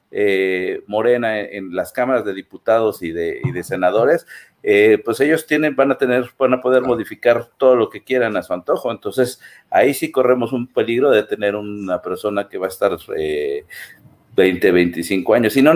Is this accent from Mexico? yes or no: yes; Mexico; tu obligación como mexicano es votar, ¿no?